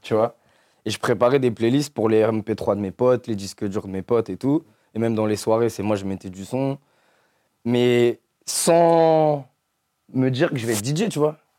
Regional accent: Ville-d'Avray, Île-de-France, France; j'ai grandi dans le 92, à Ville d'Avray.

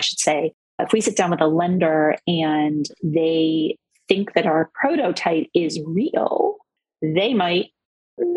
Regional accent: South Florida, United States; I am a Jew from South Florida

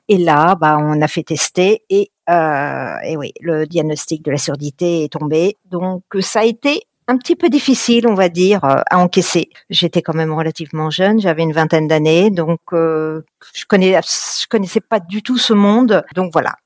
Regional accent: Paris / Yvelines, Île-de-France, France; also born or lived in Vincennes, Val-de-Marne / Var; Je suis, euh, je suis une Parisienne. Je suis née dans les Yvelines

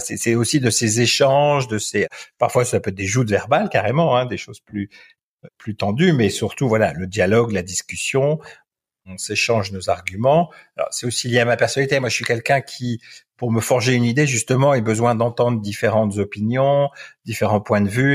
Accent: France; moved away as an adult; now in Belgium; je suis un Français qui vit en Belgique depuis 18 ans pour des raisons professionnelles

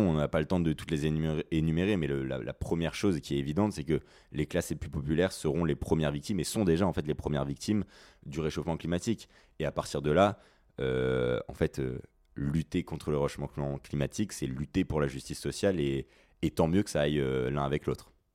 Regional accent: Mulhouse, Grand Est, France; moved away as an adult; now in Paris, France; je suis alsacien, euh, je viens de, Mulhouse et je suis actuellement étudiant à Paris

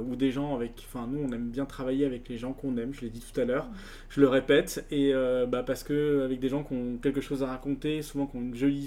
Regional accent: Lyon, Auvergne-Rhône-Alpes, France; je suis lyonnais d'origine

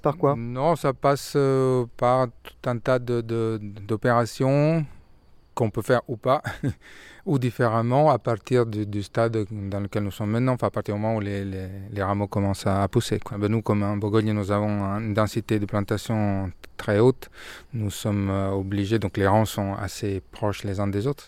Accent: Milan, Lombardy, Italy; moved away as an adult; now in France; je suis de Milan ils nous sont rencontrés à Milan. Moi, j'ai fait toutes mes études à Milan

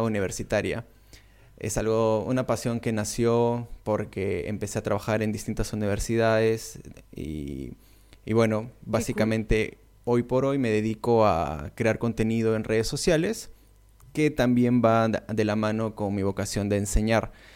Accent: Peru; soy de Perú

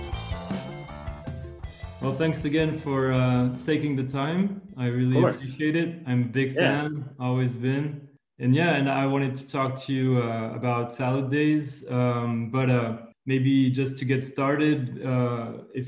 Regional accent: France; I'm 33 years old and I'm originally from France.

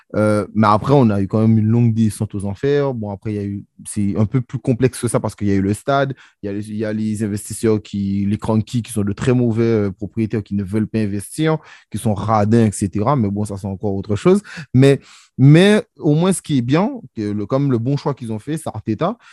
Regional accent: Guadeloupe; je suis guadeloupéen

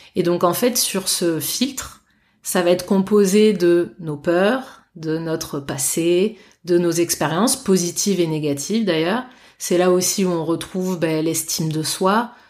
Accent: Bordeaux, Nouvelle-Aquitaine, France; je suis bordelaise euh, pure souche

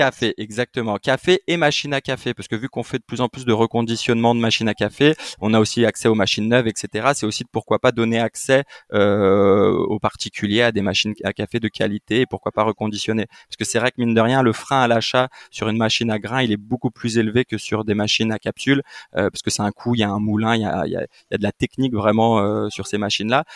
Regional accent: Île-de-France, France; je suis né en France, euh, je suis né en 92 donc euh, moi euh, je suis né en France

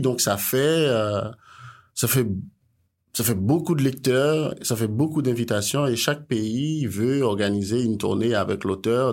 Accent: Haiti; je suis haïtien

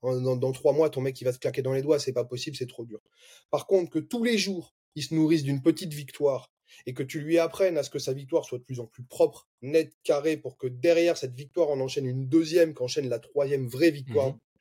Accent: Bordeaux, Nouvelle-Aquitaine, France; now in Montpellier, France; je viens de Bordeaux

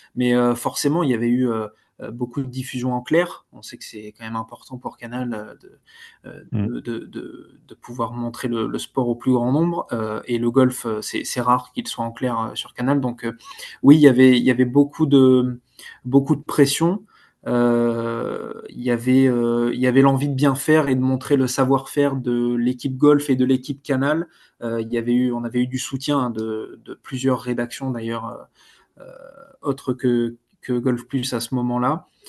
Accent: France; on est français, donc européen

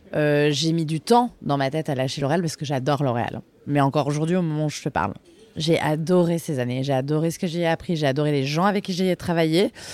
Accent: Bordeaux, Nouvelle-Aquitaine, France; moved away as an adult; also born or lived in Reims; now in Paris, France; j'ai grandi à Bordeaux

